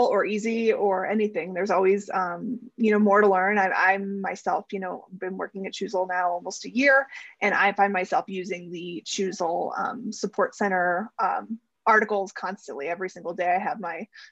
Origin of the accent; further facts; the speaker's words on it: Cleveland, Ohio, United States; moved away; I'm from Cleveland